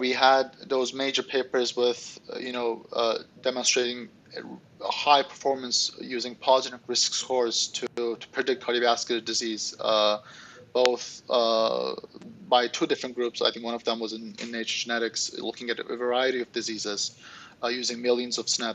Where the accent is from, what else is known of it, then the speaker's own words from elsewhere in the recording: Istanbul, Turkey; now in United States; I'm originally from Istanbul, Turkey.